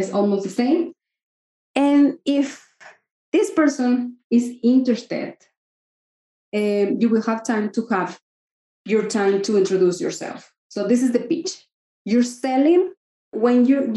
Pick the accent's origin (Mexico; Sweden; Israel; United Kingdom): Mexico; I'm from Mexico and we don't talk about money